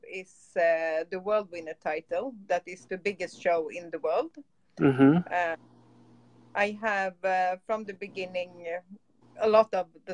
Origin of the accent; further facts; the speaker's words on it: Stockholm, Stockholm County, Sweden; English is a second language; moved away as an adult; now in South Sweden, Sweden; I'm from Stockholm from the beginning, the capital of Sweden, but now I live in South Sweden.